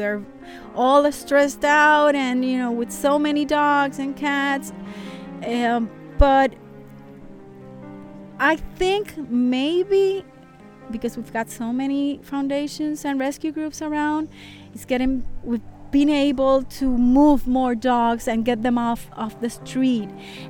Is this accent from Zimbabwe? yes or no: no; Puerto Rico; I'm from Puerto Rico